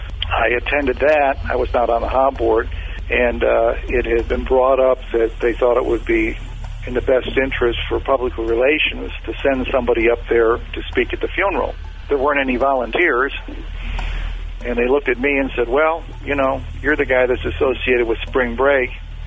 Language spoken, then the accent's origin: English; Daytona Beach, Florida, United States; And I went up to a woman, and I told her that who I was, and I was from Daytona Beach.